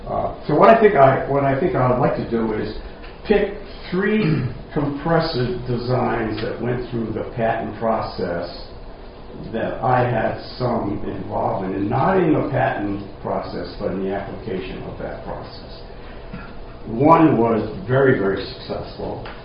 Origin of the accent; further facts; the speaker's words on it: Rhode Island, United States; I'm from Rhode Island, and I talk funny. so they tell me.